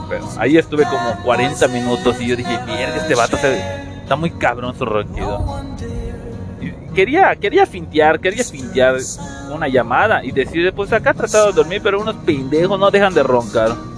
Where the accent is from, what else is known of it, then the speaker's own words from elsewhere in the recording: Yucatán, Mexico; Como la mayoría somos de Yucatán